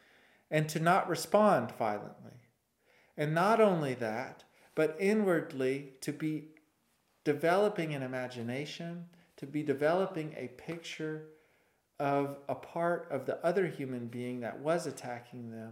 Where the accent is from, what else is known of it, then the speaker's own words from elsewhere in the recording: Winchester, Tennessee, United States; I grew up in Winchester, Tennessee